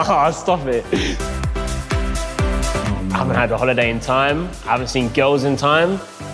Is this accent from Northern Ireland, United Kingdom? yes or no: no; Essex, East of England, United Kingdom; I'm 22. I'm from Essex